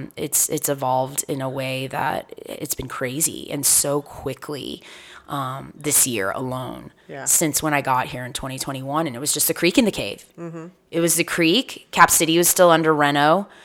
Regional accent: Houston, Texas, United States; And so Houston, being one of the biggest cities in the country, I've yet to perform at the Improv in my hometown any day now.

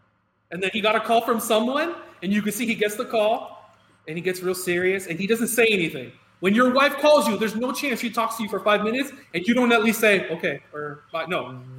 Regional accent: Miami, Florida, United States; we grew up in Miami

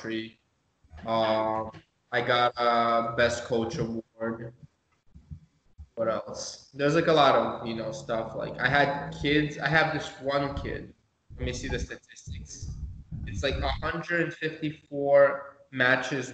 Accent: Moscow, Russia; now in United States; I was born in Moscow myself, but yeah, I have Lithuanian heritage.

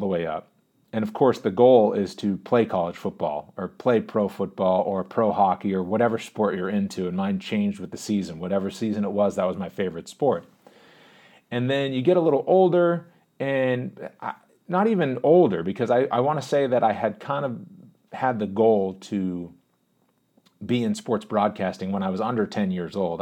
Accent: Boston, Massachusetts, United States; also born or lived in Pittsburgh; I was born in the Boston area, moved to Pittsburgh when I was a real little kid, like two years old. lived there until I was six years old and then moved back to the Boston area

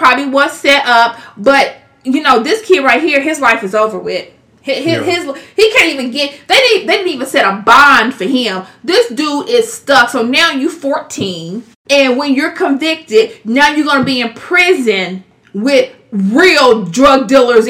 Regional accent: Kansas City, Missouri, United States; moved away as an adult; now in Overland Park, United States; We're from Kansas City, Missouri. But when you turned two, I was like, deuces. I'm going to Overland Park, Kansas. And I've been in Overland Park, Kansas ever since.

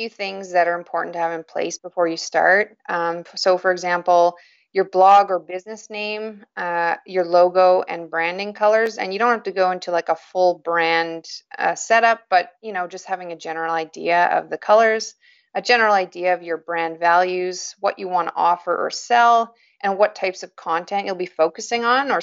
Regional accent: Yukon, Canada; I was born and raised in the Yukon Territory, and I still live here, which is up in northern Canada.

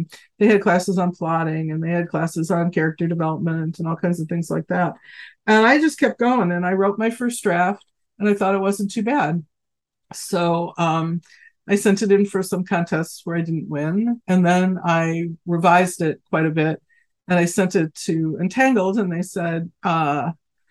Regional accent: Chicago, Illinois, United States; I live in Chicago and I'm originally from Chicago, but I spent most of my life living in downstate Illinois where I was an academic

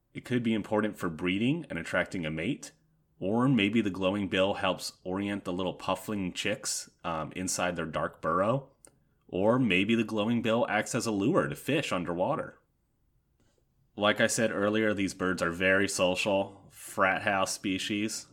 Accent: Yorktown, Virginia, United States; in Yorktown, Virginia, which is my hometown

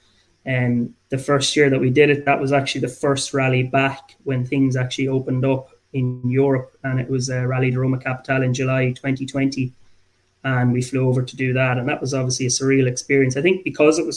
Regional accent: Abbeyleix, Laois, Ireland; now in Dublin, Ireland; I'm from Abbey Leaks

